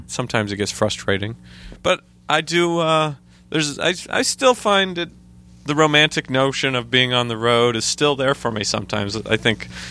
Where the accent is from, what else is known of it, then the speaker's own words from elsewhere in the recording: Idaho, United States; moved away as an adult; now in New York, United States; where I grew up in Idaho